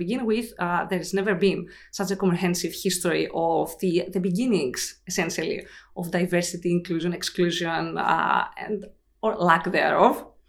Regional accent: Glasgow, Scotland, United Kingdom; moved away as an adult; now in United States; I moved here in 2004, so it's been a while. {S0} Wow. {S1} I came from Glasgow, so another, you know, unlikely connection from really, really cold to really, really hot

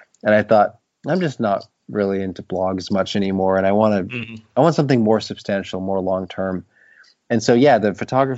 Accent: Appleton, Wisconsin, United States; now in Maine, United States; I grew up in Appleton, Wisconsin.

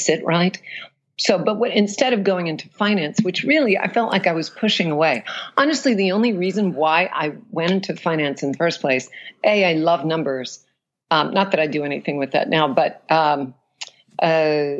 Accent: New Orleans, Louisiana, United States; moved away as an adult; also born or lived in Alabama / New York / Europe; So I was born and raised in New Orleans. And let's see, I was there until I was 17.

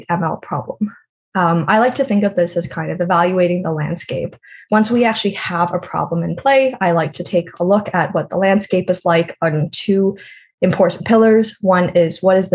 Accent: Canada; I am from Canada

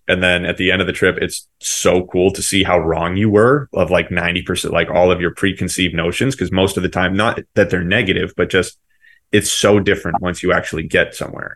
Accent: Seacoast, New Hampshire, United States; I'm from New England, particularly uh, Seacoast, New Hampshire

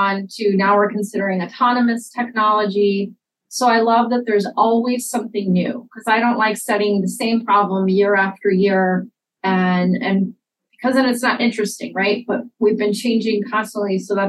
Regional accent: Houston, Texas, United States; moved away as an adult; also born or lived in Atlanta, Georgia; now in Iowa, United States; I actually grew up in Houston, Texas.

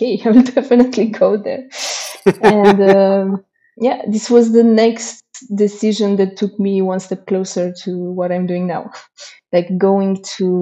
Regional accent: Slatina, Olt County, Romania; I grew up in a small town called Slatina in the south part of Romania, 2 hours away from Bucharest.

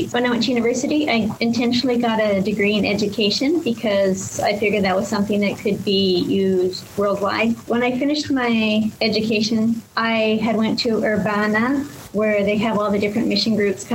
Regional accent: Canada; moved away as an adult; now in Thailand; So I was born in Canada and grew up on a farm

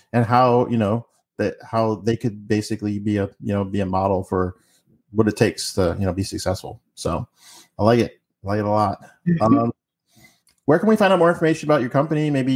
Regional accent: East Coast, United States; I'm from the East Coast, so I grew up on Cape Cod potato chips

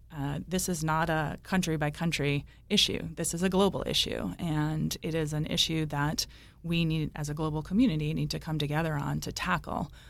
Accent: Cranston, Rhode Island, United States; also born or lived in Warwick, Rhode Island; I grew up in Cranston. I live in Warwick.

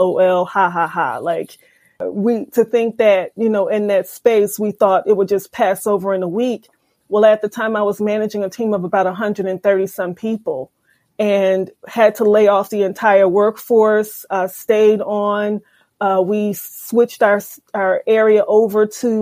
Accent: Philadelphia, Pennsylvania, United States; I was born and raised in Philadelphia and was educated by the Philadelphia public school system all the way through Temple University

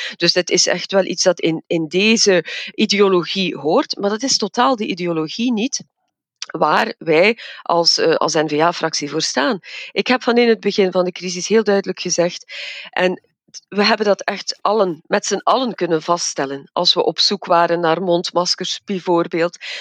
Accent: Evergem, Flanders, Belgium; ik zit zelf in het vaccinatiecentrum bij ons in Evergem als farmaceutisch expert.

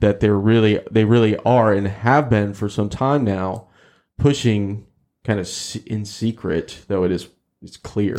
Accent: Texas, United States; as a Texan

